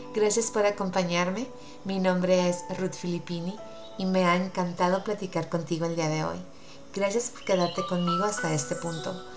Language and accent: Spanish; Mazatlán, Sinaloa, Mexico; soy de México